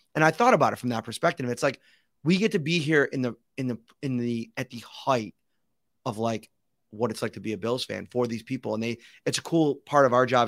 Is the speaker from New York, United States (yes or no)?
yes; Buffalo, New York, United States; I grew up in Buffalo